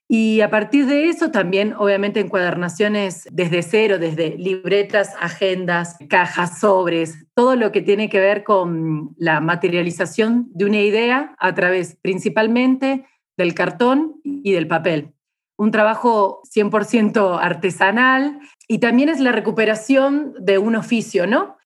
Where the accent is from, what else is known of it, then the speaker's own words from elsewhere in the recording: Argentina; now in Chiapas, Mexico; soy argentina